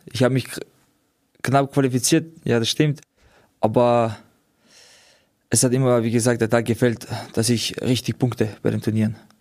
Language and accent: German; Austria; wir kommen aus Österreich